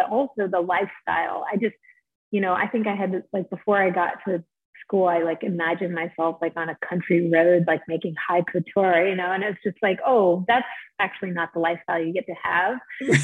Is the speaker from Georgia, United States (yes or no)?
yes; St. Simons Island, Georgia, United States; moved away as an adult; also born or lived in Providence, Rhode Island; I grew up on St. Simon's Island, Georgia, which is a little barrier island on the southeast coast.